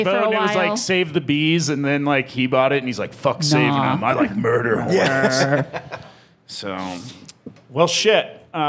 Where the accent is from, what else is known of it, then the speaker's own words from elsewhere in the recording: South Dakota, United States; where I grew up in South Dakota